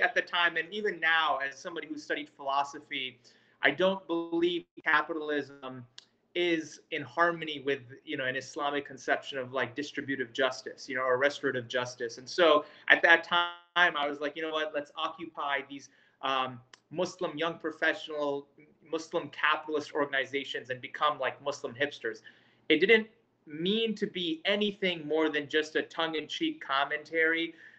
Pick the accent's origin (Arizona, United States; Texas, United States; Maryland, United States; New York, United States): New York, United States; New York City; moved away; also born or lived in Fayetteville, North Carolina; I grew up in Queens, New York. I spent a good portion of my childhood uh, out there